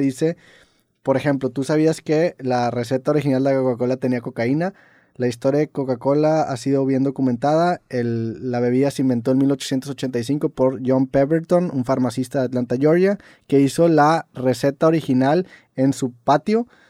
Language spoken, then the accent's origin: Spanish; Mexico; aquí en México